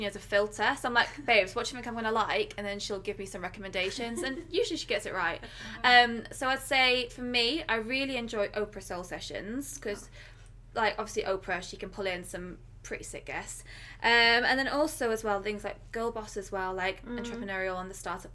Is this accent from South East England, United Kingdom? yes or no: no; Manchester, North West England, United Kingdom; now in London, United Kingdom; So I'm from Manchester and, like, I'm surrounded by nature. And then I moved to London